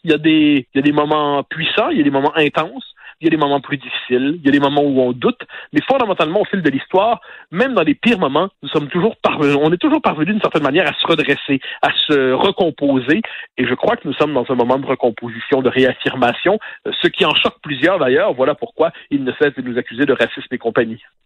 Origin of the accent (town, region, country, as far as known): Quebec, Canada